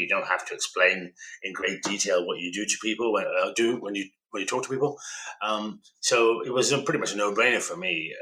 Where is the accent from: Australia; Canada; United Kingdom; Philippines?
United Kingdom; Birmingham, West Midlands; I'm a son of an immigrant. They came here from uh, northern Pakistan uh, to seek opportunities for their children, and I was born in Birmingham